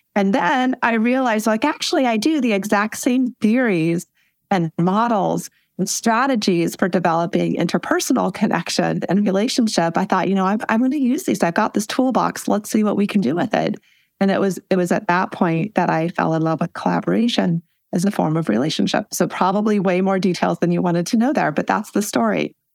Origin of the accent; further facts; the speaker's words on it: Western Nebraska, United States; I grew up in Western Nebraska in a double wide trailer on a trailer park